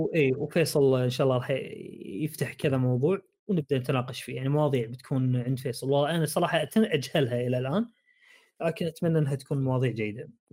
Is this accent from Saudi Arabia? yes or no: yes; Saudi Arabia; عندنا بالسعوديه